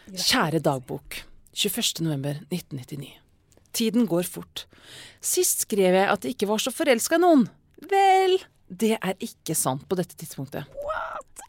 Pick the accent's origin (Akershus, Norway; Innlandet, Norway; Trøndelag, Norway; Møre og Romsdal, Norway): Trøndelag, Norway; Verdal; jeg vokste opp på Verdalen i 90-tallet.